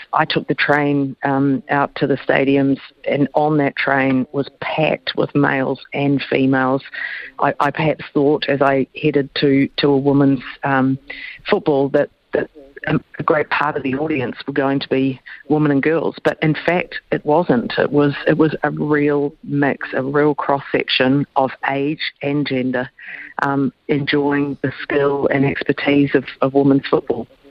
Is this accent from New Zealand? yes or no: yes; New Zealand; as a New Zealander